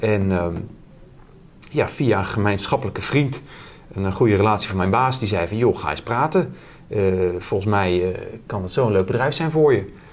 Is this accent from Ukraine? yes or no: no; Twente, Overijssel, Netherlands; ik ben een Twentenaar